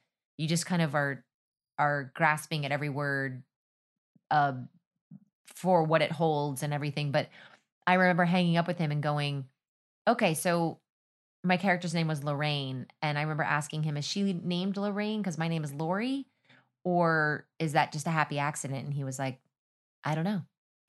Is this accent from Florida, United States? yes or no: no; Texas, United States; I was kind of like, I'm from Texas, da, da, da, da.